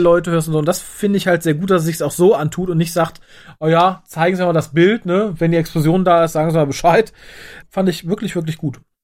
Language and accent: German; Germany; Ich bin Deutscher